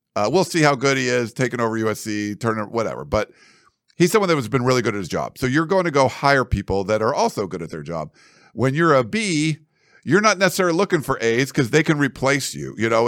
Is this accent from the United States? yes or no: yes; New England, United States; moved away; we're both from New England